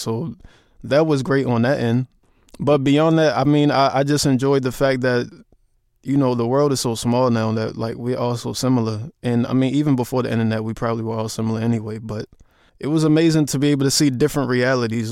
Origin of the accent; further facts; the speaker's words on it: Baltimore, Maryland, United States; I'm from Baltimore and we have Baltimore club music